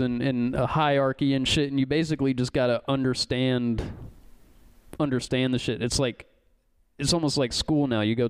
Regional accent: O'Fallon, Illinois, United States; also born or lived in Champaign, Illinois; I went to school at O'Fallon Township High School.

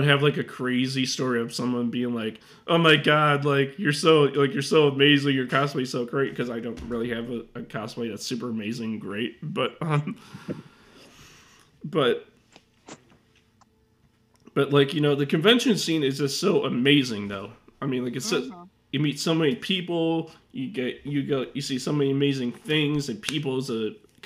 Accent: Schaumburg, Illinois, United States; also born or lived in Mount Prospect, Illinois; my old hometown that I grew up in, Schaumburg, the second town I grew up in. Because I was born in Mount Prospect, and then I moved to Schaumburg later in my life

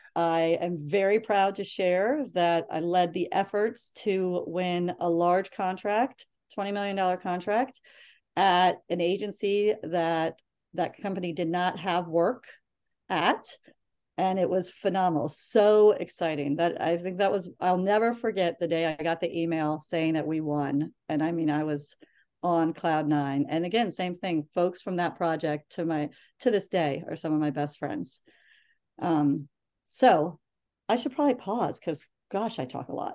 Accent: Reston, Virginia, United States; also born or lived in Turkey / Harrisonburg, Virginia; I grew up in Northern Virginia

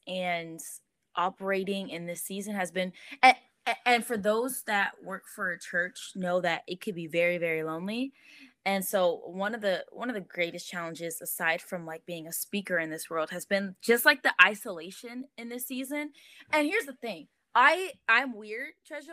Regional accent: Los Angeles, California, United States; also born or lived in Inglewood; now in Rancho Cucamonga, United States; Born and raised

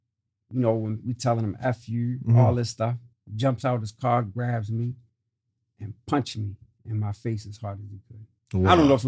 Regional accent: Prince Albert, Saskatchewan, Canada; born there; So with that being said, yeah, I was born in Prince Albert, Saskatchewan.

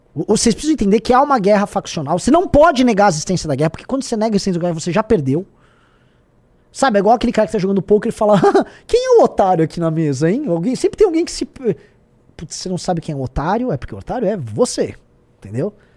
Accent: Brazil; como nós brasileiros

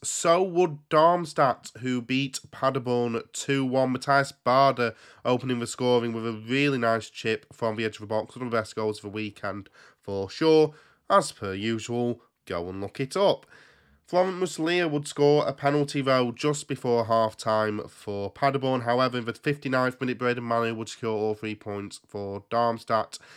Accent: England, United Kingdom; I was there from England.

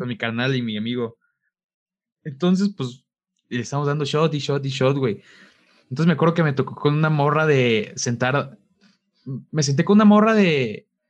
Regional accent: Mexico; de México

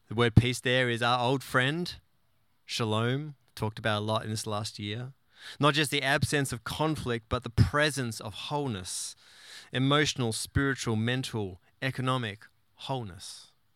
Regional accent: Tasmania, Australia; moved away; the glorious island of Tasmania, my home state

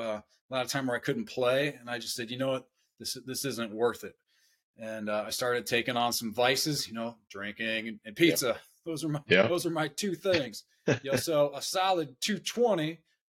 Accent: Northeast Ohio, United States; I grew up in Northeast Ohio, so it's as cold in the wintertime

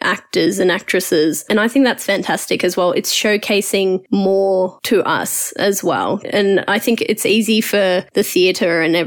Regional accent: Australia; Us growing up in Australia

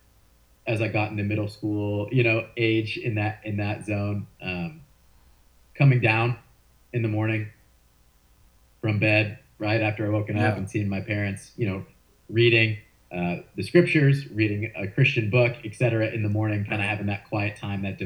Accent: St. Louis, Missouri, United States; I grew up in St. Louis, Missouri, and fell in love with sports

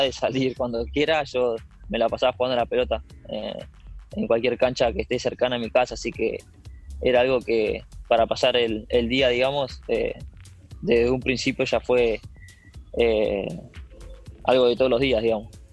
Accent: Merlo, Buenos Aires Province, Argentina; yo soy de Merlo, Buenos Aires.

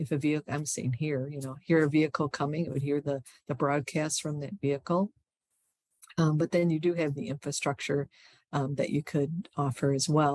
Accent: Michigan, United States; I'm from Michigan.

